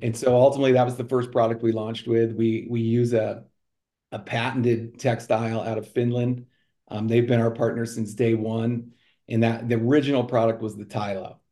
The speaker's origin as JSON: {"language": "English", "town": "Colorado Springs", "region": "Colorado", "country": "United States", "tie": "born or raised there", "also_born_or_lived": "Sioux City", "moved": "as an adult", "said": "I grew up in Colorado"}